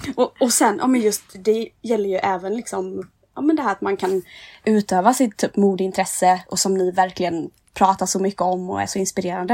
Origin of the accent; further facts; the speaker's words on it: Nässjö, Jönköping County, Sweden; moved away as an adult; now in Stockholm, Sweden; jag kommer från Nässjö i Småland